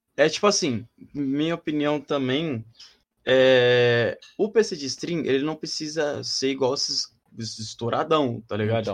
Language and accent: Portuguese; São Paulo, Brazil; eu sou de Sampa